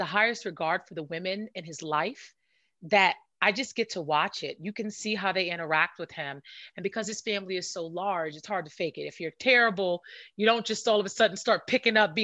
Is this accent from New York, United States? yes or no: yes; New York City, New York, United States; also born or lived in Washington, D.C. / Maryland area; now in California, United States; I'm from Brooklyn